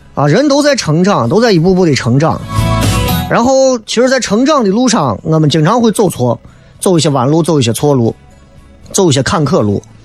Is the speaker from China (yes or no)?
yes; Xi'an, Shaanxi, China; 我说我是西安人啊